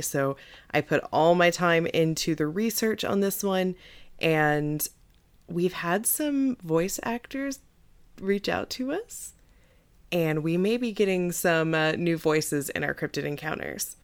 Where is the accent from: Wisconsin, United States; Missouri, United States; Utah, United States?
Missouri, United States; my home state, Missouri